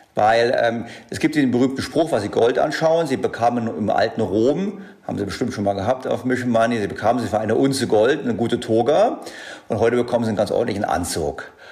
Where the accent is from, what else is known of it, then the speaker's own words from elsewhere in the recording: Germany; bei uns in Deutschland